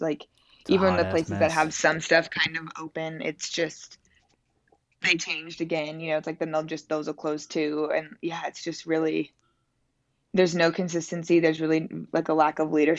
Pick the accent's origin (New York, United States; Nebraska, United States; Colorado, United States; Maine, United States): Colorado, United States; Fort Collins; also born or lived in Los Angeles, California; now in Denver, United States; I was born and raised in Fort Collins